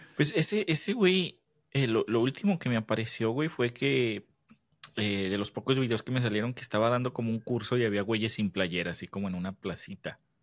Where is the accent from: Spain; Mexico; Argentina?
Mexico; nos unimos como mexicanos